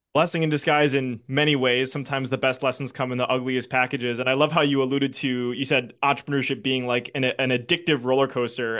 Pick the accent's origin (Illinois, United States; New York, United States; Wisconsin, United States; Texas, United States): Wisconsin, United States; I'm from Wisconsin